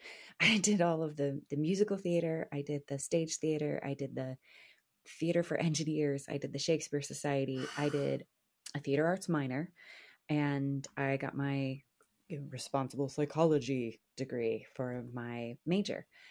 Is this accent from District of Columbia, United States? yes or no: no; New Jersey, United States; moved away as an adult; also born or lived in Boston; I'm from Jersey